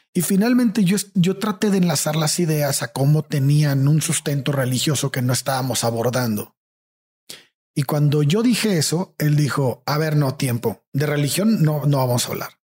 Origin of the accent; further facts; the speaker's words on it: Tampico, Tamaulipas, Mexico; moved away; also born or lived in San Luis Potosí / Mexico City; lo lejos que estamos en Tampico de ser personas abiertas